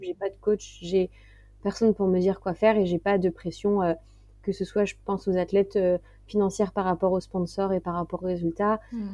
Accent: Martinique, France; moved away; also born or lived in west coast of France; J'ai grandi aussi en Martinique

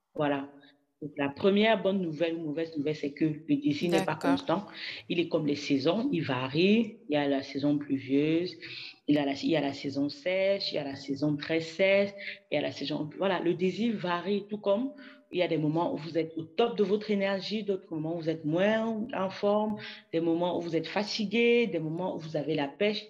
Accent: Cameroon; moved away; also born or lived in France; j'ai eu à cœur de revenir au Cameroun, mon pays d'origine

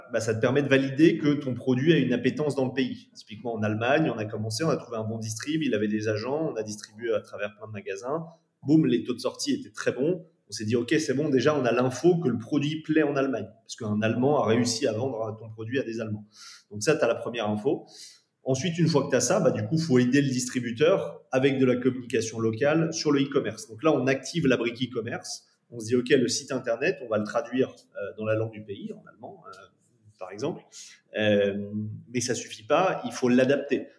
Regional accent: France; en tant que Français

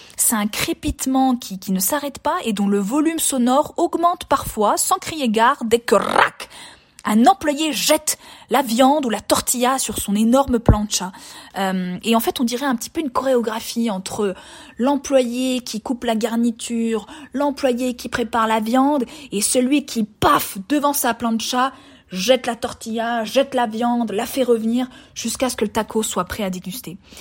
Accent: France; moved away as an adult; now in Mexico; En tant que française lambda qui ne connaissait pas la cuisine mexicaine avant de venir ici

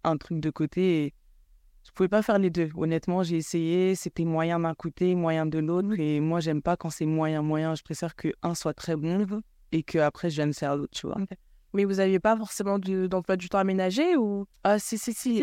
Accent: Cameroon; now in France; grandi là où j'ai grandi, donc au Cameroun

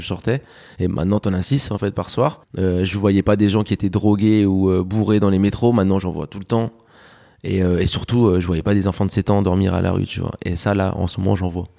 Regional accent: France; also born or lived in Alicante, Spain; je suis né à Alicante, je suis arrivé en France euh, à mes 7 ans

